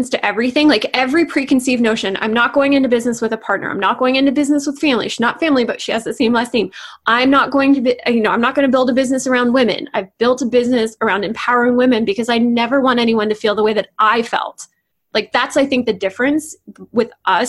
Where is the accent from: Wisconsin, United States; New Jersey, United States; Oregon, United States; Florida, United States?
New Jersey, United States; moved away; also born or lived in Canada / China / Hong Kong / California; I grew up in New Jersey